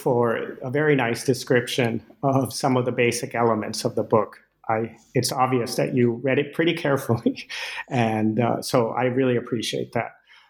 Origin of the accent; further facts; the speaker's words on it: Venezuela; moved away as an adult; As you mentioned, I grew up in Venezuela with Danish parents, and I first set foot in the U.S. at age 18, and so I wasn't familiar at all with the U.S.